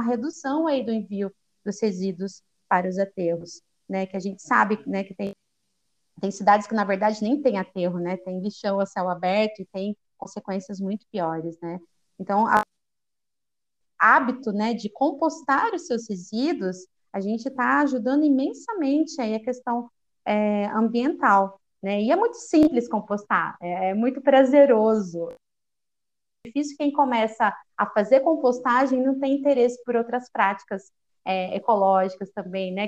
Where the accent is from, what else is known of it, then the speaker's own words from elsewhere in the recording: Campinas, São Paulo, Brazil; also born or lived in Rio de Janeiro; eu sou de Campinas, interior de São Paulo